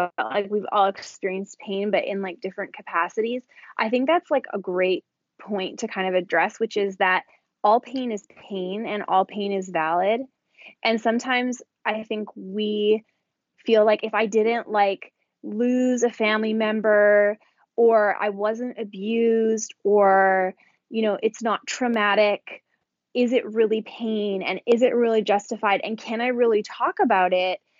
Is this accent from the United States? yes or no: no; Canada; I am from Canada